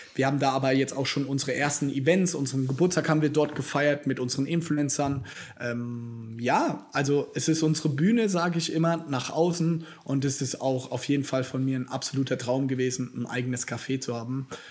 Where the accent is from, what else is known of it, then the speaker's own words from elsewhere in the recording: Mannheim, Baden-Württemberg, Germany; bei uns in Mannheim, tatsächlich habe ich, wenn ich hier fertig bin, habe ich auch da einen Termin mit meinem besten Freund aus der Kindheit.